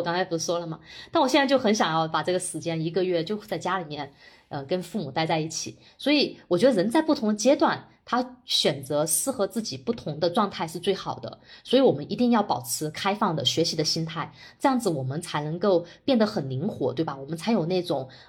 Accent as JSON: {"language": "Chinese", "country": "China", "tie": "born or raised there", "said": "我我作为一个在国内土生土长的人"}